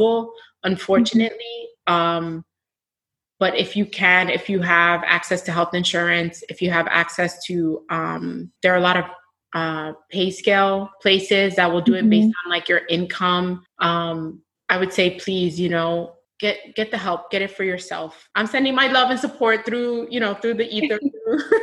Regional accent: United States; My family is from the States. We're Black American

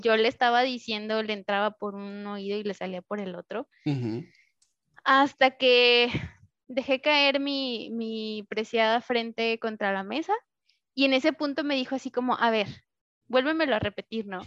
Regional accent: Mexico; moved away; tengo que regresar a México

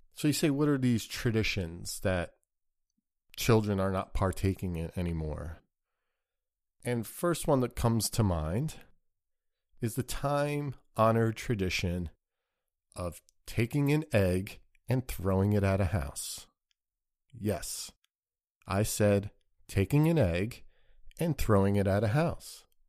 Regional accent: United States; growing up in the United States of America

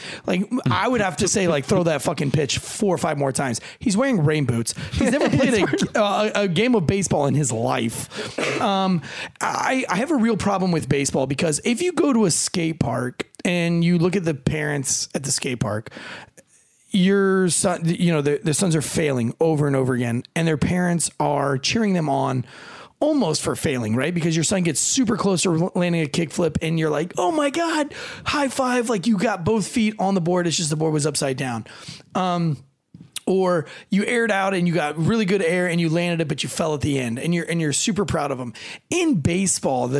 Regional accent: the South, United States; I'm from the South

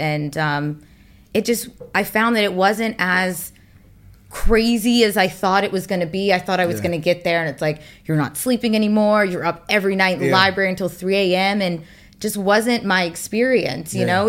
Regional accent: Atlanta, Georgia, United States; moved away; I'm from Atlanta.

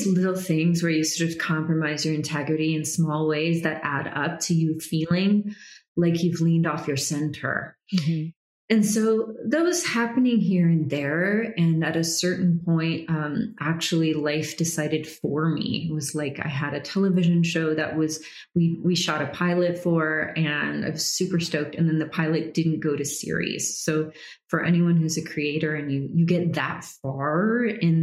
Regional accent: United States; also born or lived in Georgia, United States / Florida, United States / Brazil; growing up in Georgia and Florida

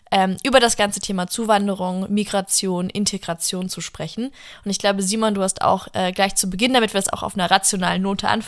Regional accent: United States; now in Germany; und als Amerikanerin so, mein Gott, Leute, kommen und halten ein Land

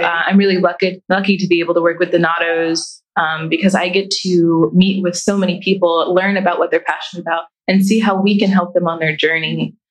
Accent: Columbus, Ohio, United States; I grew up in Columbus City Schools

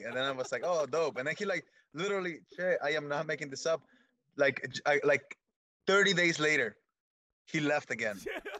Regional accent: Michoacán, Mexico; Yeah, I'm from Michoacán, Mexico.

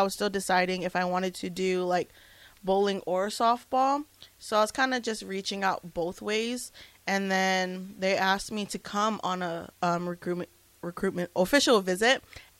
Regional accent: Hawaii, United States; I'm from Hawaii.

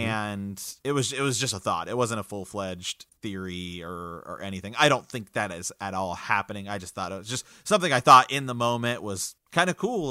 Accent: Ohio, United States; we're from the Kingdom of Ohio

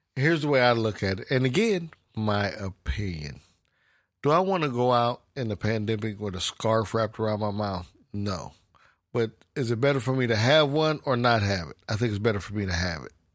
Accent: United States; being American, we, we kind of slack off a little bit

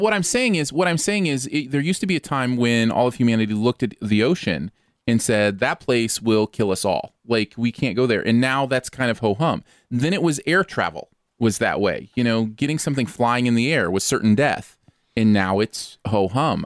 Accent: Michigan, United States; I grew up in Michigan with water, like, all around

